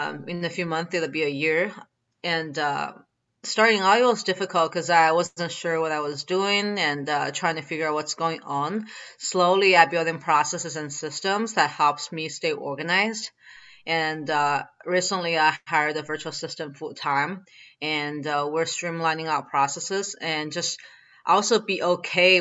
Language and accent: English; China; moved away; when I was growing up in China